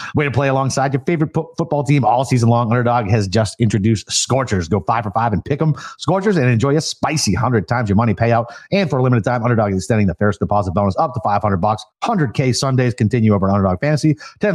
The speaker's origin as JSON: {"language": "English", "region": "New England", "country": "United States", "said": "we're from New England"}